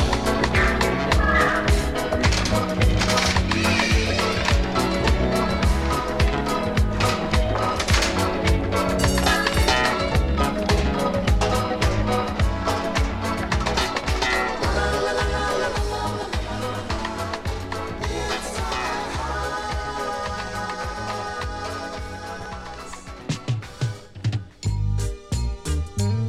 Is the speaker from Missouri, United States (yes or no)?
no; Los Angeles, California, United States; I'm from East